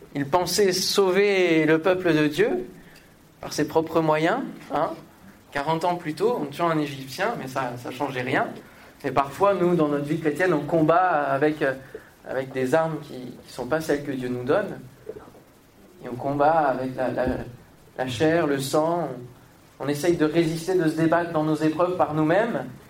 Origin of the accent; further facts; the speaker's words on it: Normandy, France; now in Paris, France; je viens de la Normandie